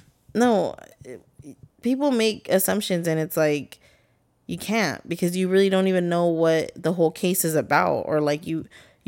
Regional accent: North Carolina, United States; I don't know nothing about no sets. I'm from North Carolina.

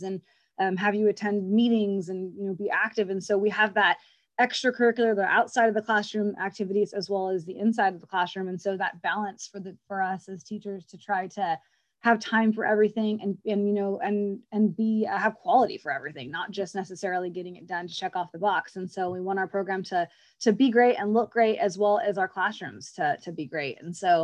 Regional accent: Santa Maria, California, United States; I am from Santa Maria as well. I was a member of the Santa Maria FFA chapter when I was in high school

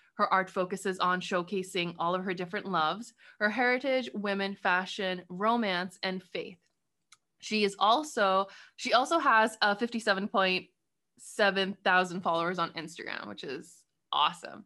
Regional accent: Karachi, Sindh, Pakistan; I'm from Karachi

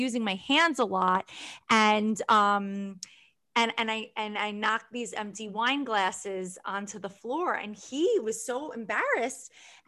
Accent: New York, United States; I'm a New Yorker.

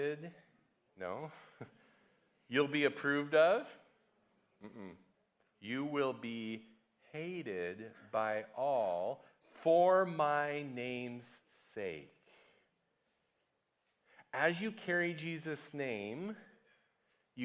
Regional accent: United States; moved away; America, my home country

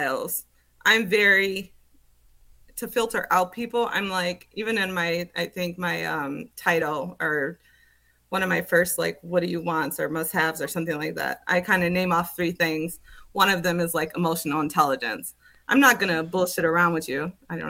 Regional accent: Minnesota, United States; moved away as an adult; also born or lived in Las Vegas / Seattle; I'm from Minnesota

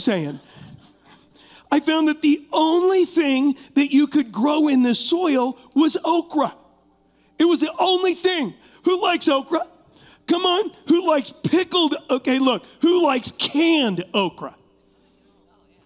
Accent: Huntington Beach, California, United States; I was raised in California, and I was not raised knowing the Lord.

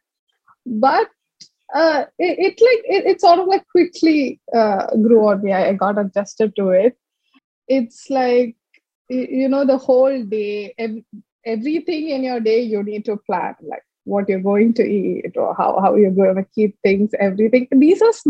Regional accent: Chennai, Tamil Nadu, India; moved away as an adult; also born or lived in Palakkad / Delhi / Trivandrum / Bangalore; now in Coimbatore, India; we came to Chennai. I think like that was like 15 to 16 years in Chennai. Schooling was completely there.

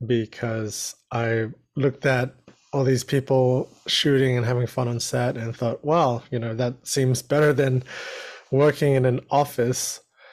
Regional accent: Brunei; born there; also born or lived in New Zealand / Australia; So I was born in Brunei, which is a little country in Southeast Asia, and then moved to New Zealand and Australia.

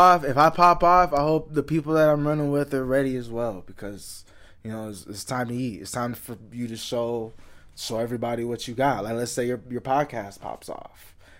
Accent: Houston, Texas, United States; me growing up in the Houston area and, you know, going through stuff like that.

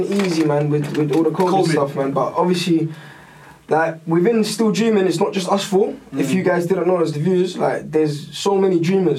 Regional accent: London, United Kingdom; I tell you I'm from London

